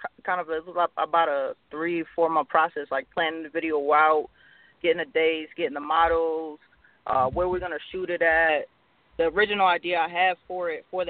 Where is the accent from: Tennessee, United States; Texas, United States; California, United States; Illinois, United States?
Texas, United States; El Paso; I'm out here from El Paso, Texas, you know, putting on, representing the Southwest